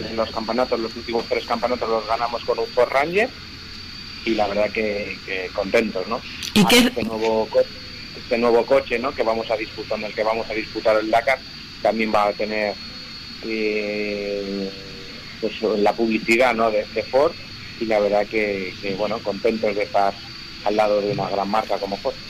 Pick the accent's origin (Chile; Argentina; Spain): Spain; Madrid, Community of Madrid; somos tres pilotos de Madrid